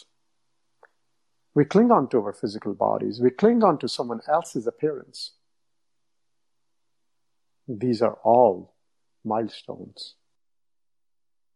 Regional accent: India; English is a second language; moved away as an adult; also born or lived in Toronto, Canada / Windsor, Canada; now in United States; I grew up in India, but then I've been in North America for, I don't know, 25 years.

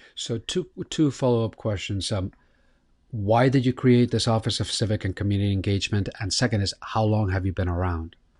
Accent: Miami, Florida, United States; It's my hometown

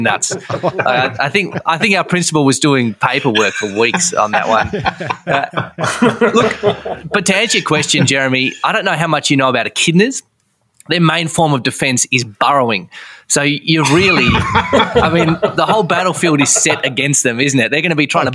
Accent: Hobart, Tasmania, Australia; we, we would call ourselves Hobartians

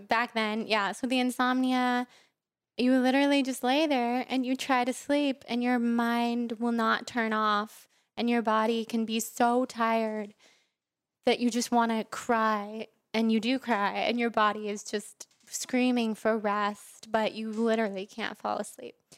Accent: Sacramento, California, United States; moved away as an adult; now in Los Angeles, United States; I grew up in Sacramento, mm-hmm. California

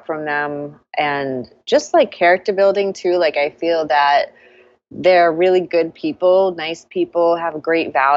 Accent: Hollis, Maine, United States; moved away as an adult; also born or lived in Boston; I grew up in a small town called Hollis in Maine, and it's about 30 minutes west of Portland.

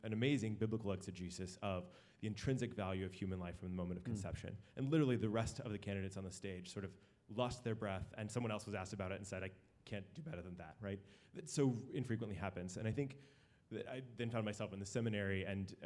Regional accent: Texas, United States; moved away; I'm from Texas, and I'm a senior fellow here at the Kennedy School

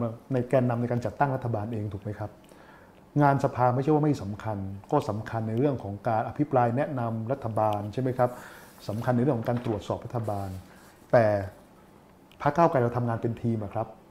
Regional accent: Bangkok, Thailand; กรุงเทพมันเป็นคือเป็นเมืองที่ผมเกิดเป็นเมืองที่ผมโตเป็นเมืองที่ผมใช้ชีวิตอยู่ทุกวัน

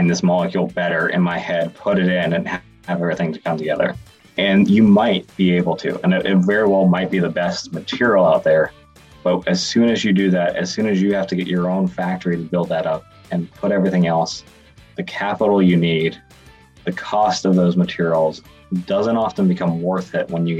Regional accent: Bay Area, California, United States; moved away as an adult; also born or lived in Boston; now in Chicago, United States; I grew up in the Bay Area in California

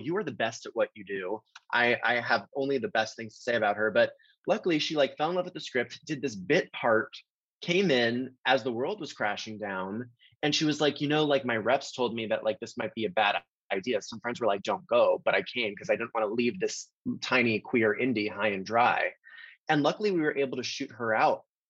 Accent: Florida, United States; I'm from Florida

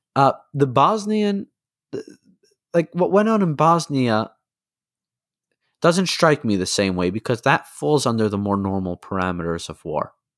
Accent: United States; as an American

